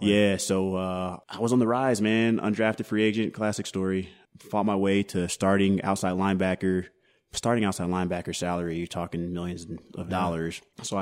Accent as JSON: {"language": "English", "town": "Denver", "region": "Colorado", "country": "United States", "tie": "born or raised there", "also_born_or_lived": "Katy, Texas", "said": "so I grew up between Houston and Denver. We moved okay. to Denver."}